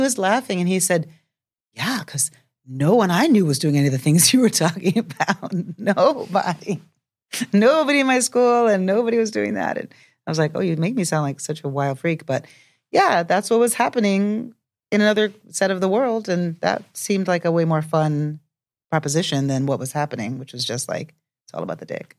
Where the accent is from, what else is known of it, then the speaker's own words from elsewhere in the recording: New York, United States; growing up in New York